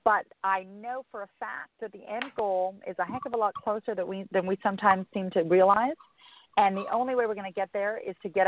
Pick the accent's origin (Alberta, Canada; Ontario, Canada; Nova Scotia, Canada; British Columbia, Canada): Alberta, Canada; Calgary; moved away; I'm actually from Calgary originally.